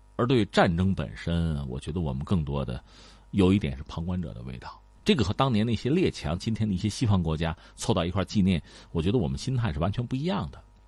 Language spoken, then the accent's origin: Chinese; China; 我们中国人